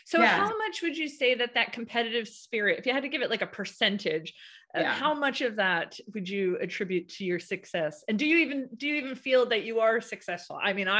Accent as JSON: {"language": "English", "country": "United States", "moved": "yes", "lives_now": "United Kingdom", "said": "even though I'm American, I'm talking to you from Britain."}